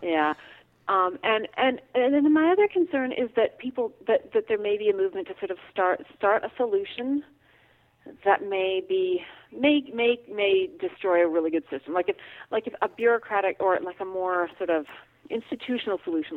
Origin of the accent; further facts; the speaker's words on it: Alberta, Canada; moved away; I grew up in Alberta, where farms are thousands of acres.